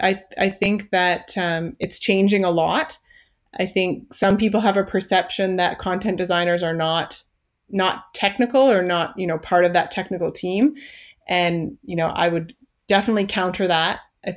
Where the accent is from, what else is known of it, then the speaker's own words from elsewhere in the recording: Canada; I guess that's one thing we haven't mentioned yet, is that I am a Canadian IBMer.